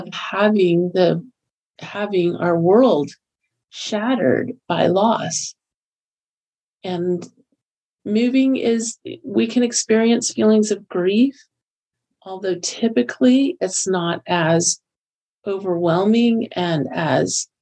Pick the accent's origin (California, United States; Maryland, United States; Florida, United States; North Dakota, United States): Florida, United States; moved away as an adult; also born or lived in Texas / Kentucky; now in Utah, United States; I grew up in Florida, lived there for 36 years